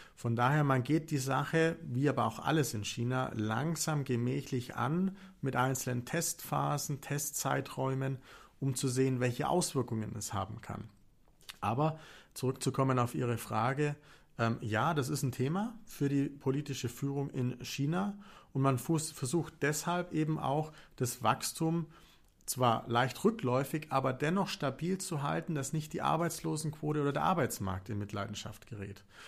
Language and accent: German; Augsburg, Bavaria, Germany; woher ich eigentlich komme. Ich komme aus Augsburg